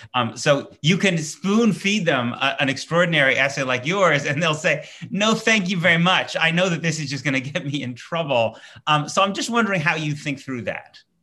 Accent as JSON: {"language": "English", "country": "United States", "said": "I'm an American Jew"}